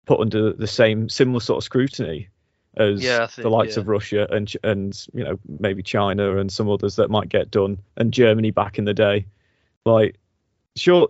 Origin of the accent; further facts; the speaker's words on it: United Kingdom; we are British